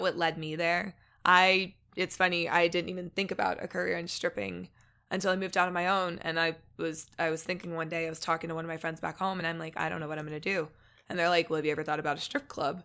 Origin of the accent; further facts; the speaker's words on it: Evansville, Indiana, United States; moved away; also born or lived in Missouri; I grew up, um, in Missouri and Indiana